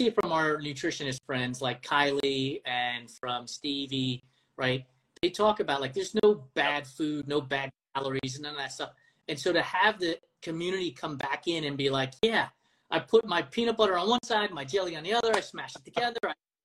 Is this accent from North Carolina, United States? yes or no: no; East Coast, New York, United States; moved away; I grew up on the East Coast, New York